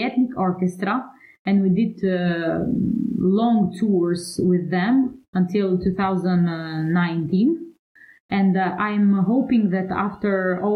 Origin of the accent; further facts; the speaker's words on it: Kukës, Kukës County, Albania; now in Italy; I founded and directed a festival in Kukës, that is my birthplace